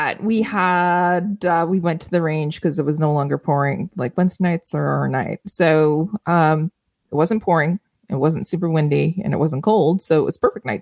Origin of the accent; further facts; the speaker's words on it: Canada; Canadians, we